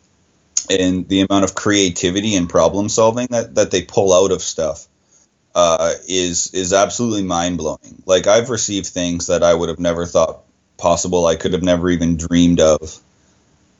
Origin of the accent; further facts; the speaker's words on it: Sudbury, Ontario, Canada; where I'm from is from Sudbury, Ontario, and it's known for nickel, mining town.